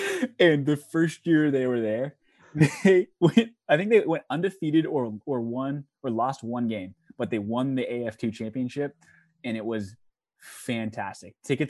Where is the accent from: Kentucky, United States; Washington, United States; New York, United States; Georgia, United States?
Washington, United States; Spokane; I grew up in Spokane, Washington